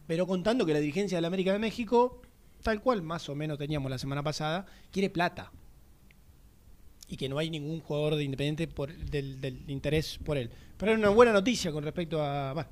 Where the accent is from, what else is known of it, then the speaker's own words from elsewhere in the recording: Avellaneda, Buenos Aires Province, Argentina; Soy de Avellaneda.